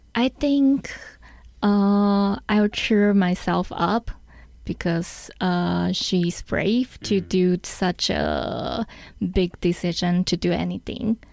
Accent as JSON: {"language": "English", "country": "Taiwan", "second_language": "English", "said": "I learned English from elementary school. Mm, you know, every Taiwanese have to learn English mm. from the elementary school"}